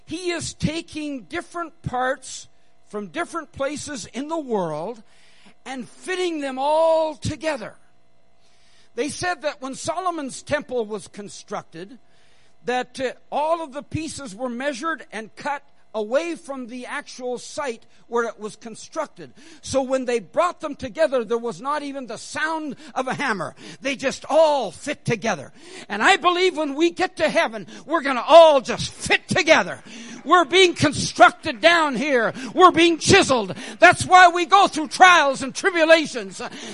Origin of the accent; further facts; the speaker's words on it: Canada; also born or lived in India; Technically, I'm Canadian. I was born in India, and I've lived in several different countries.